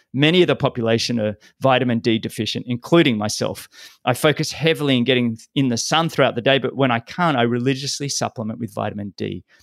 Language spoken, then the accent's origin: English; Sydney, New South Wales, Australia; now in Florida, United States; my hometown, Sydney